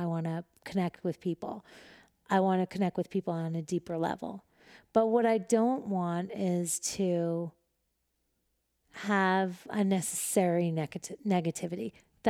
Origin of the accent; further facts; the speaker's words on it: Manhattan, New York, United States; And I'm from Manhattan. So like, if you look to the right or to the left, you're for sure going to crash. So when you look straight, like that was the only way to drive in New York City.